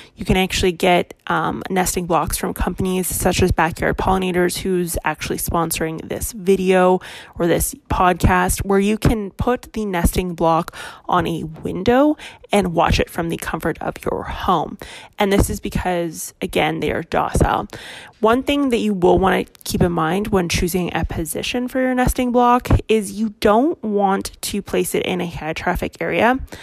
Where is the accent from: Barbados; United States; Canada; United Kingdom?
Canada; I am Canadian